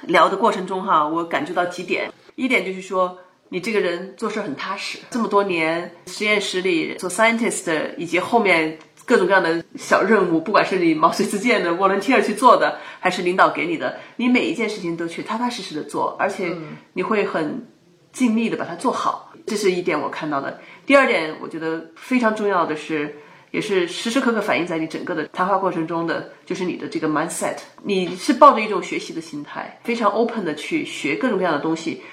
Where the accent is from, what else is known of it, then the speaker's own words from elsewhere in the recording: China; now in United States; 咱们中国人